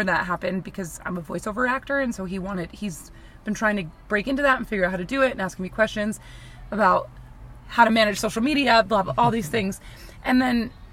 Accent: Mercer County, New Jersey, United States; moved away as an adult; also born or lived in New York / California; I grew up in New Jersey

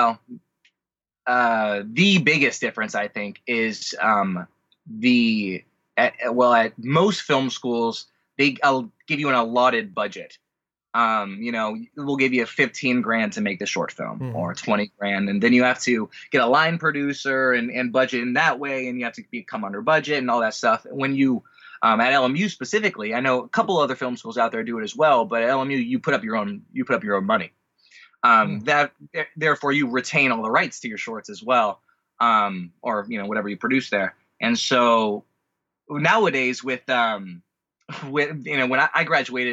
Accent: Orange County, California, United States; also born or lived in San Diego / Los Angeles; I am a California native. I was born in San Diego, only lived the first year of my life there, but then mostly raised in Orange County and moved up to L.A. to go to college here

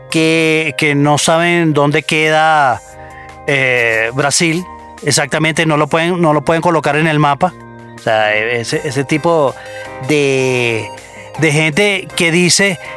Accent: Venezuela; soy venezolano.

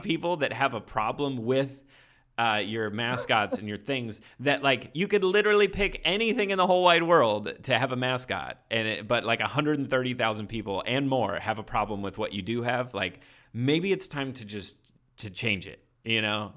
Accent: Indiana, United States; I grew up in Indiana, like, small town

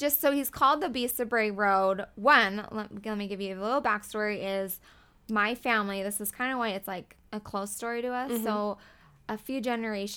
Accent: Elkhorn, Wisconsin, United States; moved away as an adult; I grew up in Elkhorn, Wisconsin, which is where the beast was sighted. I grew up my whole life there

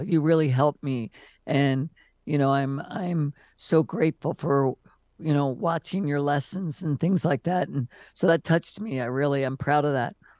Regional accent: Maryland, United States; moved away as an adult; also born or lived in California; I grew up in Maryland

